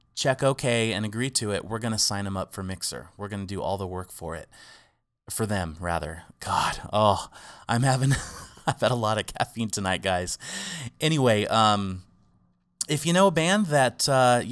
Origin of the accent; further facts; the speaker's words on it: Arroyo Grande, California, United States; my hometown in Arroyo Grande